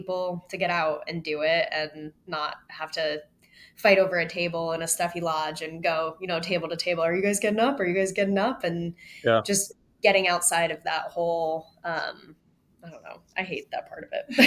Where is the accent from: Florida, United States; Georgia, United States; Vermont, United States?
Vermont, United States; My sister and I grew up skiing in Vermont